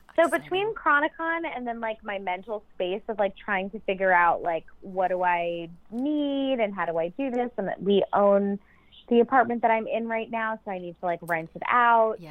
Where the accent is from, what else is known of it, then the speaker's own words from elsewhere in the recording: New York, United States; I'm a New Yorker